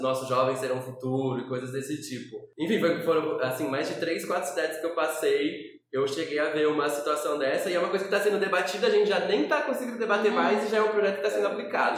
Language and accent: Portuguese; São Paulo, Brazil; eu sou paulistano